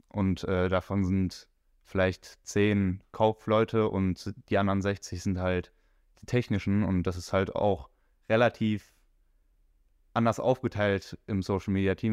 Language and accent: German; Wuppertal, North Rhine-Westphalia, Germany; Ich bin 18 Jahre alt, ich komme aus Wuppertal